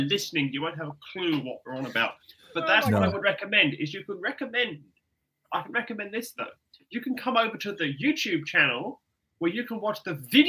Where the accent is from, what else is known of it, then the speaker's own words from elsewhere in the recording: England, United Kingdom; I'm English. I bleed red roses and I roar like a lion.